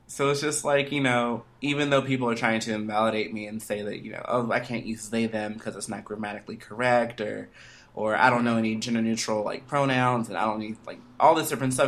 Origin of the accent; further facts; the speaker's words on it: Atlanta, Georgia, United States; I'm from Atlanta